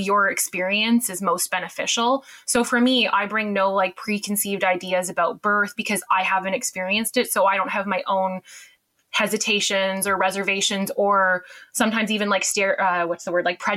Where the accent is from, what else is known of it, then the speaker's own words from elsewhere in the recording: Canada; accent: Canadian; moved away as an adult; now in United Kingdom; I'm Canadian, as you can tell from the accent, but I've lived here almost about 10 years now